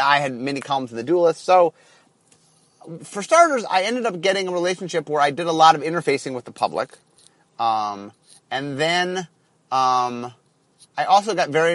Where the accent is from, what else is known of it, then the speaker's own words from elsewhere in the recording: Ohio, United States; moved away as an adult; now in Seattle, United States; I'm from Ohio